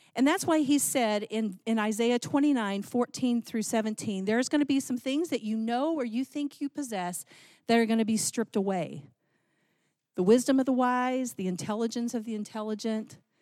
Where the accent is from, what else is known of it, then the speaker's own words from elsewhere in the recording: Texas, United States; I grew up in Texas